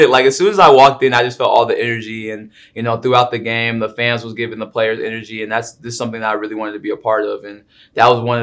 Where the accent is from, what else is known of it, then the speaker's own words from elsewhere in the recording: Portland, Oregon, United States; now in Arizona, United States; Um, it was a lot of competition. Um, we had a lot of different stars in our like in our Portland area.